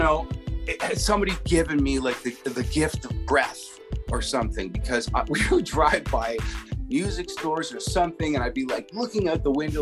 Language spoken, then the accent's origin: English; Canada; as a Canadian